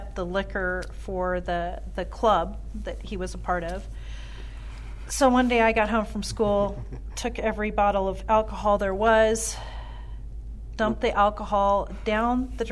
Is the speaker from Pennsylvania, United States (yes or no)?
no; Pasco, Washington, United States; also born or lived in West Richland, Washington / Europe; was born in Pasco and raised in Pasco